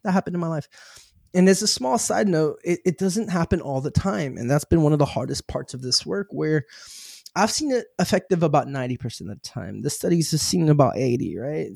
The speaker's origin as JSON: {"language": "English", "region": "Arizona", "country": "United States", "tie": "born or raised there", "said": "I grew up in Arizona"}